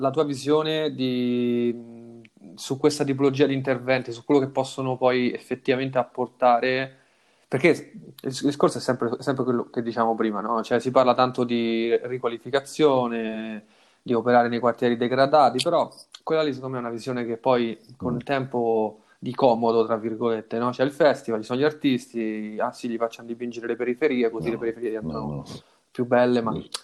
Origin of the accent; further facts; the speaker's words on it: Rome, Lazio, Italy; moved away; io sono nato a Roma, cresciuto a Roma